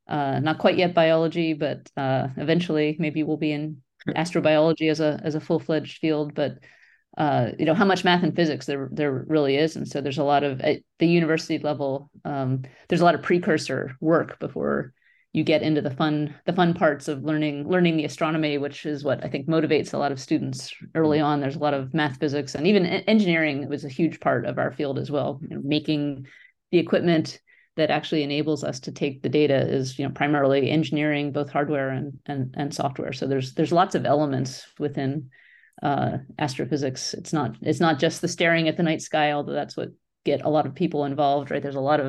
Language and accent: English; Pennsylvania, United States; So let's see, I grew up on the East Coast of the United States near Philadelphia and in a suburban area.